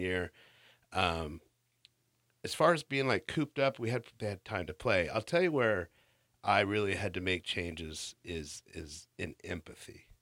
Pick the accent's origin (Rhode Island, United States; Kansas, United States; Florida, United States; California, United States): California, United States; Central Coast; also born or lived in Bakersfield, California; I was born here, Actually, I was born in Bakersfield, but I grew up on the Central Coast.